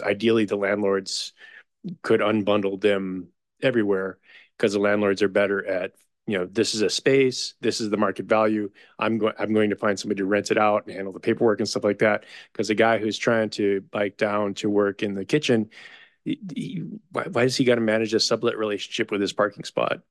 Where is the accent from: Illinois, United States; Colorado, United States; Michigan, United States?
Illinois, United States; Chicago; now in Sunnyvale, United States; I grew up in Chicago